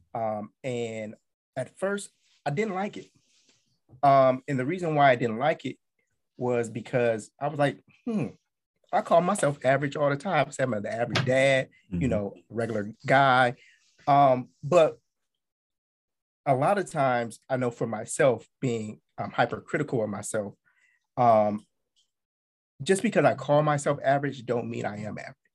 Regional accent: Akron, Ohio, United States; now in Washington, DC, United States; I'm originally from Akron, Ohio. I'm um, currently living in the DC area

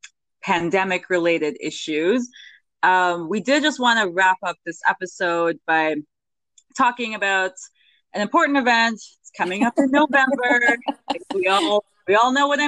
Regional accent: Canada; I'm a Canadian

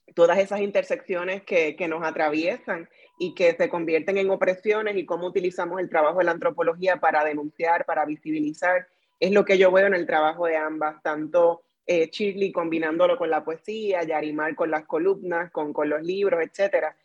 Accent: Puerto Rico; como decimos en Puerto Rico

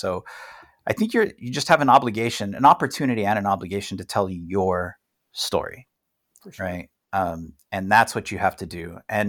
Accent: El Paso, Texas, United States; So I'm a white male, which is like the lotto of circumstances, but I grew up in El Paso.

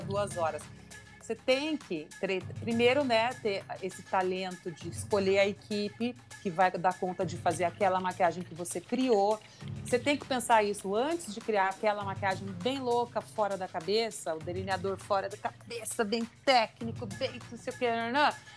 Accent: Curitiba, Paraná, Brazil; moved away as an adult; now in São Paulo, Brazil; eu sou mesmo de Curitiba

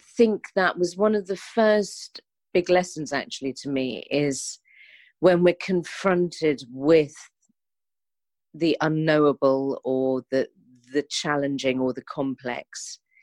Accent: London, United Kingdom; as a Londoner

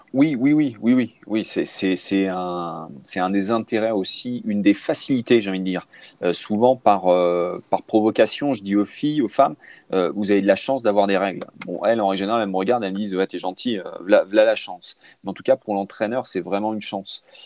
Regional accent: France; chez nous, en France

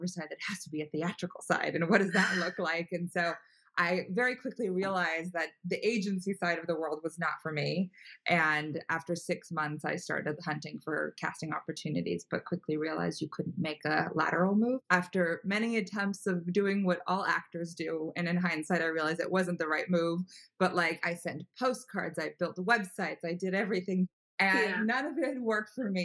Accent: Los Angeles, California, United States; I'm from California, from Los Angeles originally

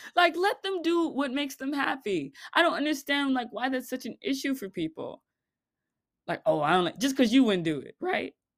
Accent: Florida, United States; I live in the Southeast, and I grew up, born and raised in Florida

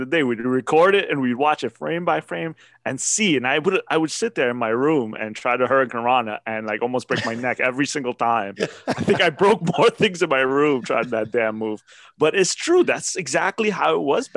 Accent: New York, United States; I grew up in New York

